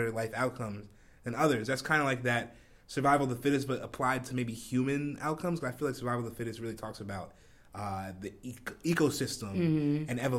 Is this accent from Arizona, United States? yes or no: no; New Jersey, United States; Where I grew up in South Jersey.